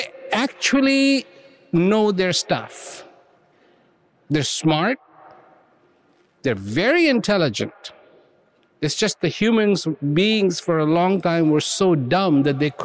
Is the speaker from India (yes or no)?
yes; India; I was born in India